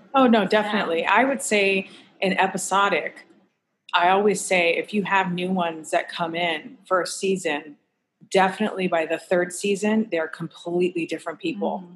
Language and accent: English; Hawaii, United States; moved away; I'm originally from Hawaii. So, like, that's just part of my essence